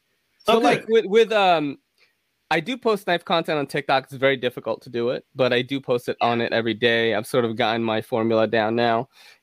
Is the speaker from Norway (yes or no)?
no; Philippines; I know I'm Filipino, bro.